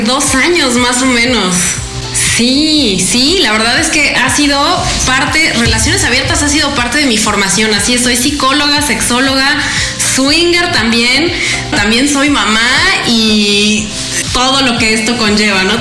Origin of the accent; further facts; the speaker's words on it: Mexico; desde México